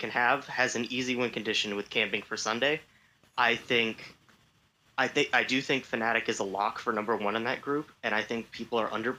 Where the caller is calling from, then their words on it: Mason, Michigan, United States; I'm calling from Mason, Michigan, just south of Lansing.